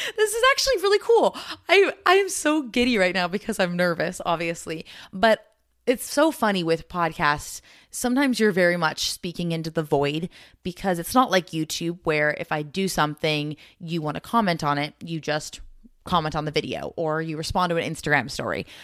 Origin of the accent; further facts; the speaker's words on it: United States; being American